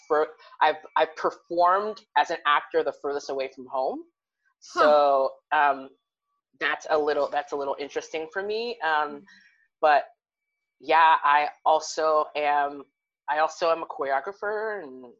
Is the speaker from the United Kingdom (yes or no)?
no; Cincinnati, Ohio, United States; moved away as an adult; now in Columbus, United States; I'm from Cincinnati, but my like artistic home is in Columbus